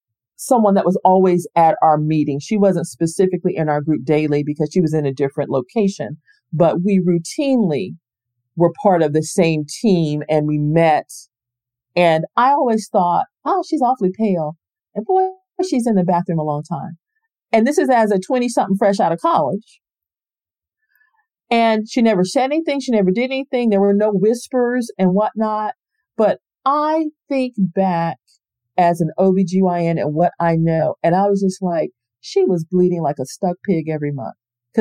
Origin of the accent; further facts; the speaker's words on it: Space Coast, Florida, United States; I grew up in Florida. I'm born and raised here on the Space Coast.